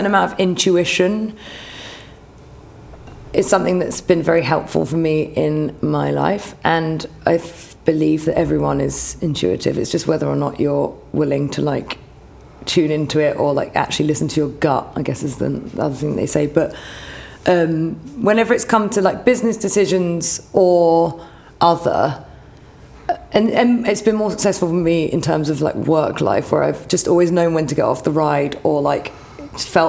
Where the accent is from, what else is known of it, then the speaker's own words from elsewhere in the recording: Hampshire, South East England, United Kingdom; moved away as an adult; also born or lived in New York; now in London, United Kingdom; growing up in Hampshire